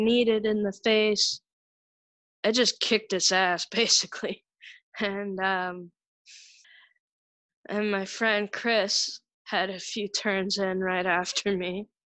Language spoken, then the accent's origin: English; Kapuskasing, Ontario, Canada; born or raised there; also born or lived in Barrie, Ontario